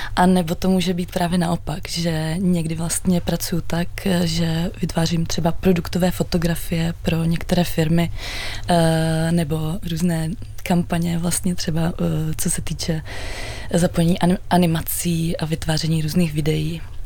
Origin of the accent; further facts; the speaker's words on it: Czechia; also born or lived in Amsterdam; absolvovala jednu Eh, univerzitu tady u nás v Čechách